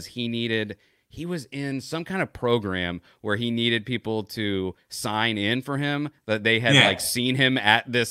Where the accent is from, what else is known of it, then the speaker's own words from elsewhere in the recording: Florida, United States; Growing up in Florida